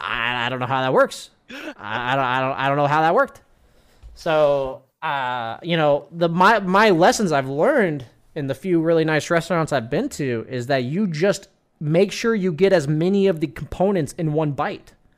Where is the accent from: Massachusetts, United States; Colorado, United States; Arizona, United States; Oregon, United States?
Arizona, United States; moved away; I grew up in Arizona